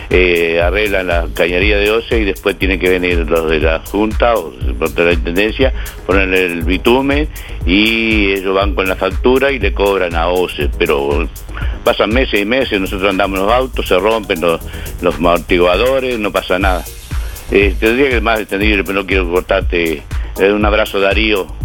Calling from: Colonia del Sacramento, Colonia, Uruguay; de Uruguay de Colonia de Sacramento 572-3.

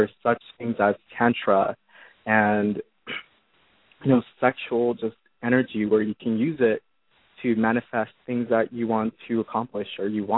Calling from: California, United States; I'm calling from California.

